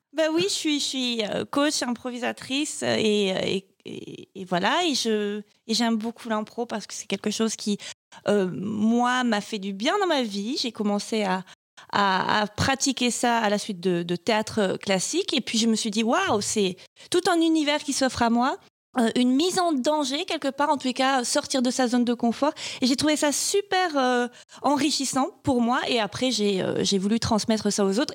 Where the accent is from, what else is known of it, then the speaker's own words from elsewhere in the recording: Marseille, Provence-Alpes-Côte d'Azur, France; accent: Marseille; je viens de, du sud de la France. Et, et donc, je commence la première réplique avec un accent marseillais poussé un peu à la caricature, parce que, parce que je viens de Marseille